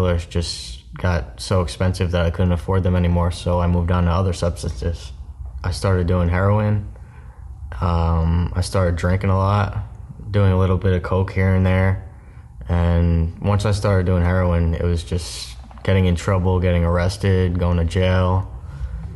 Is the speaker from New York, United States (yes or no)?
yes; Newburgh, New York, United States; moved away as an adult; also born or lived in Florida; I was born in Newburgh, New York